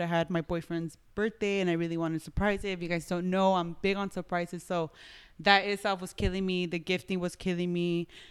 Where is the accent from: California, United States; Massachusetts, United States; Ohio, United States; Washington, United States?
California, United States; Los Angeles; I was born here